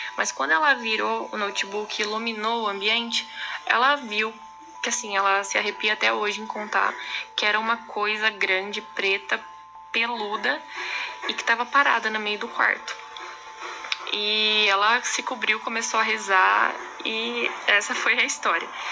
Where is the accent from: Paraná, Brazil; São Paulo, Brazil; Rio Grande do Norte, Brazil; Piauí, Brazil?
São Paulo, Brazil; moved away as an adult; now in Araçatuba, Brazil; E eu sou de São Paulo, mas moro em Aracatuba faz uns anos já